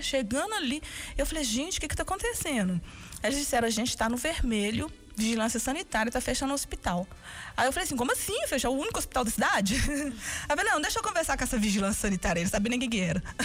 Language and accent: Portuguese; Brazil; moved away as an adult; now in United States